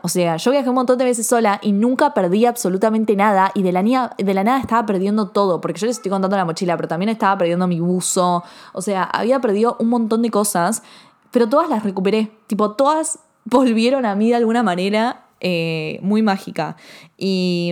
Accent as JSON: {"language": "Spanish", "country": "Argentina", "said": "yo soy argentina"}